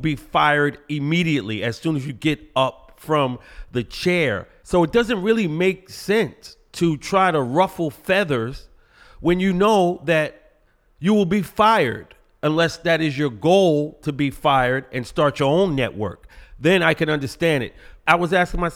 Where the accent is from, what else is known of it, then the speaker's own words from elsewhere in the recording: New York City, New York, United States; growing up in Brooklyn